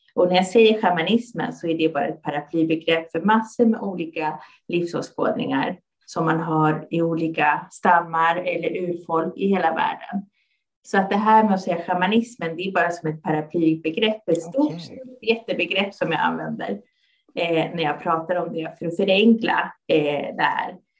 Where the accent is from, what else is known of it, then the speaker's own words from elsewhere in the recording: Stockholm, Stockholm County, Sweden; Jag är född och uppvuxen här i Stockholm och mina föräldrar kommer från Chile.